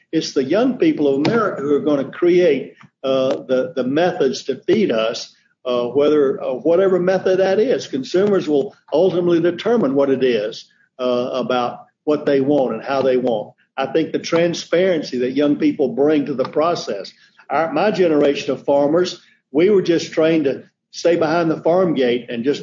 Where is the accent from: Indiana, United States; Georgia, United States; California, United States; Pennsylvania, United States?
Georgia, United States; Middle; born or raised there; also born or lived in Ohio / North Carolina